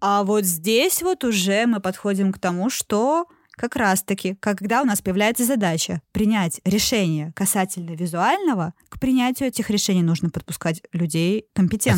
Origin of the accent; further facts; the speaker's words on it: Sosnovy Bor, Leningrad Oblast, Russia; школьные экскурсии, когда мы приезжали из Соснового Бора, городка